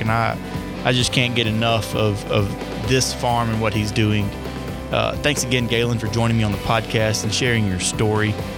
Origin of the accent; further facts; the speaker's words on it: Winnsboro, Louisiana, United States; moved away; I'm going back home right now. I'm from Winsboro